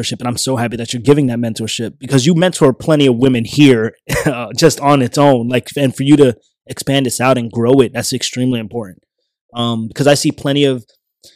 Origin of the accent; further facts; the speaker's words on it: New York, United States; moved away; I'm a kid from New York